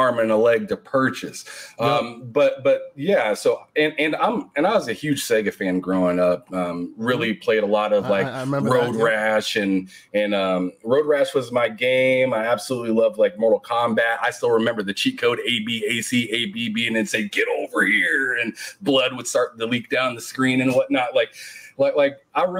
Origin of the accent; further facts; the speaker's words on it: Nebraska, United States; I'm from Nebraska